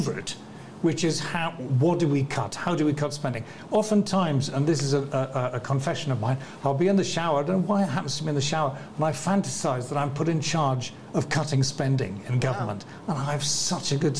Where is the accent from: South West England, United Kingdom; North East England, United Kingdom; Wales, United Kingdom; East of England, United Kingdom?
North East England, United Kingdom; moved away; I come from the Northeast, and I've got schoolmates of mine who've been unemployed pretty much their whole lives